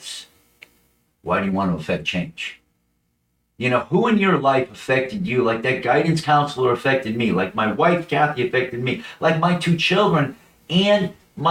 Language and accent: English; Monroe, Connecticut, United States; as a little kid growing up in Monroe